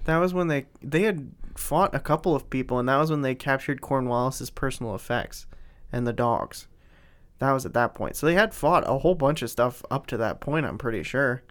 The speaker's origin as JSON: {"language": "English", "region": "Pennsylvania", "country": "United States", "tie": "born or raised there", "said": "we're from Pennsylvania, in a very close proximity to, uh, Gettysburg"}